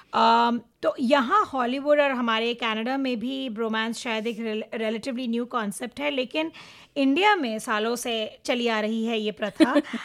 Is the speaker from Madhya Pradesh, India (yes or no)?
no; Mumbai, Maharashtra, India; moved away as an adult; now in Toronto, Canada; मैं मुंबई में पली बड़ी थी